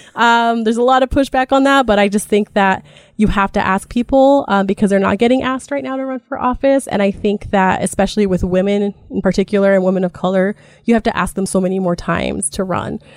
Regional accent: Jerome, Idaho, United States; moved away as an adult; also born or lived in Spokane, Washington; I was born in Jerome. Idaho, um, in the Great Magic Valleys

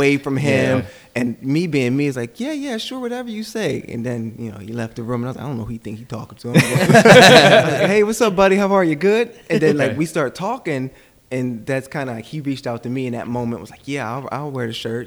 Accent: Coatesville, Pennsylvania, United States; moved away; where I'm from Coatesville

